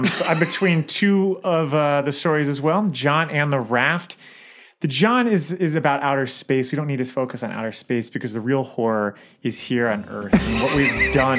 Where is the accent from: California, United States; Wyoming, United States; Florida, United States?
Florida, United States; I, you know, was born near water. So that's always just going to be haunting for me. I was born in Florida.